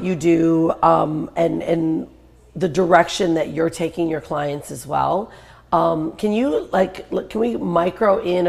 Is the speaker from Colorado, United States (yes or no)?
no; Detroit, Michigan, United States; So I'm like from Detroit